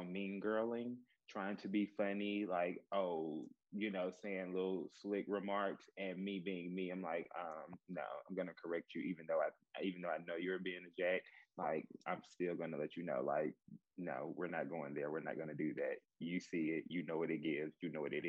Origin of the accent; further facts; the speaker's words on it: the South, United States; I grew up in the South, you know, and we have this thing, Southern hospitality, where we speak to everybody